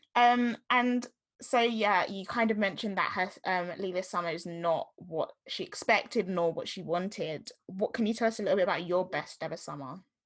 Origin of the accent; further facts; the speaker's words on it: Jamaica; what I'm gonna experience as a Jamaican person